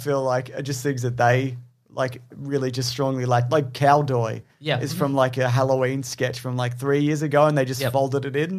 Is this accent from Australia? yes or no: yes; Australia